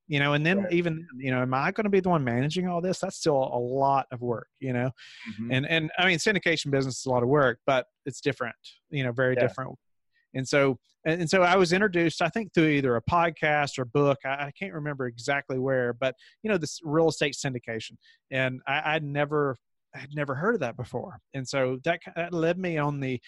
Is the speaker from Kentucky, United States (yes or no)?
yes; Kentucky, United States; moved away as an adult; now in Virginia, United States; And so I grew up in Kentucky